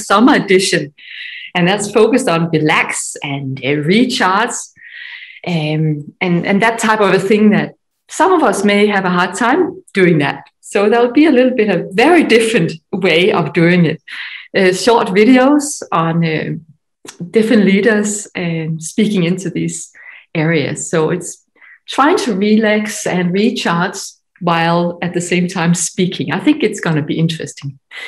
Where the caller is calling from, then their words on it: Denmark; From Denmark. So I look very Scandinavian.